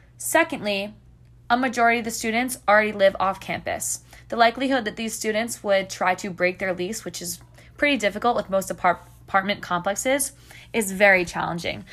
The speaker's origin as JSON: {"language": "English", "area": "Long Island", "region": "New York", "country": "United States", "also_born_or_lived": "Columbia, South Carolina", "moved": "as an adult", "lives_now": "South Carolina, United States", "said": "I am from Long Island, New York"}